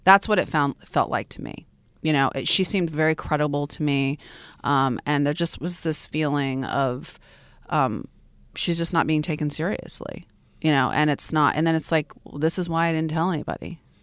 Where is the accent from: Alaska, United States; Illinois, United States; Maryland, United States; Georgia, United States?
Alaska, United States; Fairbanks; I grew up in Fairbanks, Alaska too, which is really hardcore Alaska